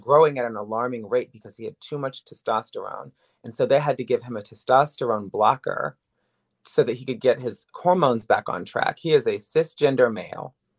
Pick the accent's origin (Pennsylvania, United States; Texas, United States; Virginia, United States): Virginia, United States; Woodbridge; also born or lived in New York City / Miami; now in Los Angeles, United States; I am from Woodbridge, Virginia originally, but I've lived in New York City, I've lived in Miami, I've lived in L A, I've lived in L A for nine years